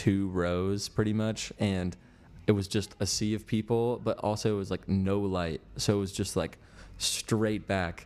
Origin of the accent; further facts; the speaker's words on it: Richmond, Virginia, United States; moved away as an adult; also born or lived in Nashville, Tennessee; I'm from Virginia